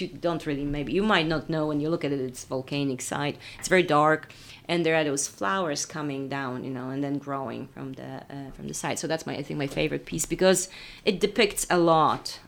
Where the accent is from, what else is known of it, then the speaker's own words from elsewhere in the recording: Poland; moved away; I was in Poland because I had a show there at the museum in my hometown